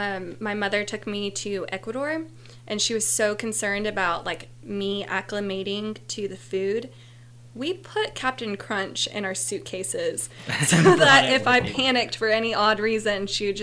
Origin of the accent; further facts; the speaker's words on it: Chattanooga, Tennessee, United States; I'm from Chattanooga.